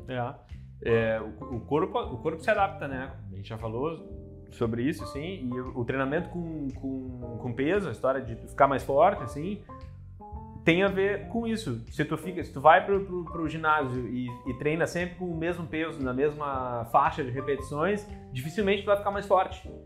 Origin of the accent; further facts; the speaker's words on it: Porto Alegre, Rio Grande do Sul, Brazil; moved away as an adult; also born or lived in São Paulo / Santa Cruz do Sul; now in Lisbon, Portugal; eu saí de Porto Alegre cedo, assim, fiz 18 anos, saí de Porto Alegre, fui morar em São Paulo